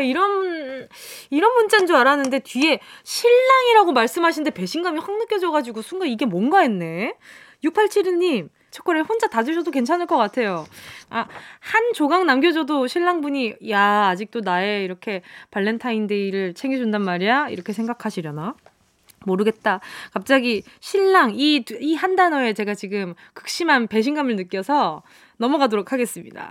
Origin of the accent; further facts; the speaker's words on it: Busan, South Korea; 부산이 고향이고요